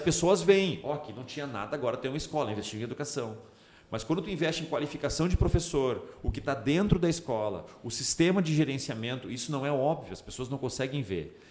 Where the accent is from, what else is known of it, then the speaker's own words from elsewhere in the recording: Novo Hamburgo, Rio Grande do Sul, Brazil; eu sou de Novo Hamburgo